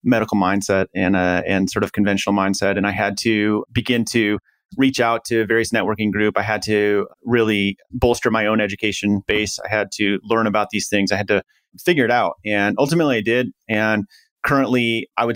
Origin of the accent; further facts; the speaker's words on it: Midwest, United States; I grew up in the Midwest, pretty humble family